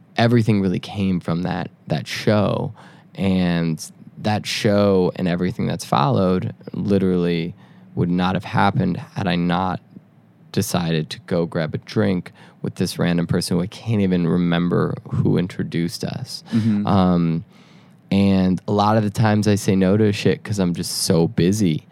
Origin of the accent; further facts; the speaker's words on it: Chicago, Illinois, United States; moved away; also born or lived in Detroit; I grew up in Chicago around like the Chance the Rapper world.